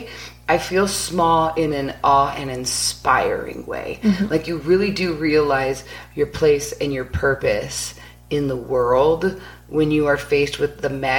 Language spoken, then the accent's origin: English; West Coast, United States; I grew up on the West Coast